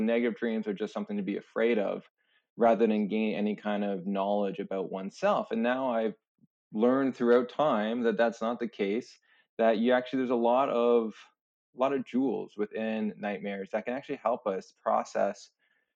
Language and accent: English; St. Catharines, Ontario, Canada; I grew up in St. Catharines, Ontario, right by Niagara Falls.